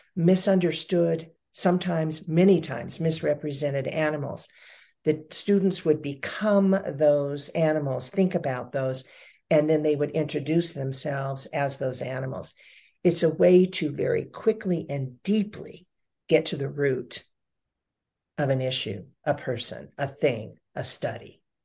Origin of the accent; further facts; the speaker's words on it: Lake Elsinore, California, United States; also born or lived in Long Beach, California; Long Beach, uh, California, and a very small community called Lake Elsinore, California